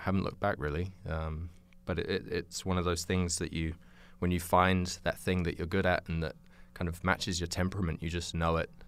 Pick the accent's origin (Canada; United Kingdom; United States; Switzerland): United Kingdom; moved away as an adult; also born or lived in New Zealand; originally, uh, I grew up in England, in, um, just outside London